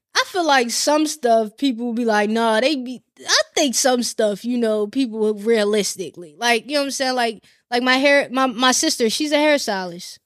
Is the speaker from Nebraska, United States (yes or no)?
no; Glen Burnie, Maryland, United States; moved away; also born or lived in Annapolis; I don't live, um, in Glen Burnie anymore